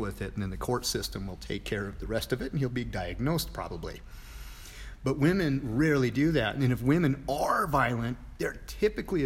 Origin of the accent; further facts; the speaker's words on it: Montana, United States; moved away; going home to Montana